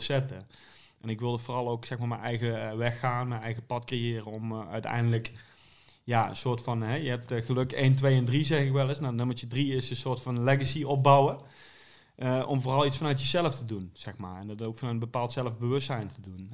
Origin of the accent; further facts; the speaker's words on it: Venlo, Limburg, Netherlands; Ik kom uit Venlo